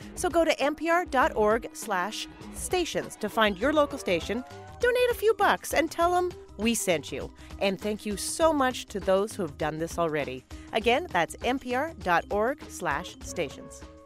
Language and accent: English; Canada; We're both Canadian